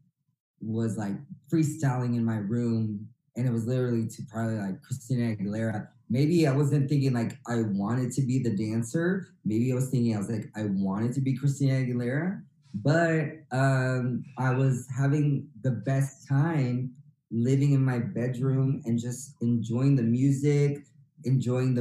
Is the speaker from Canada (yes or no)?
no; San Bruno, California, United States; also born or lived in Redwood City, California / San Mateo, California / Antioch, California; I was born in Redwood City, California, but grew up in San Bruno, South San Francisco, that was my whole like elementary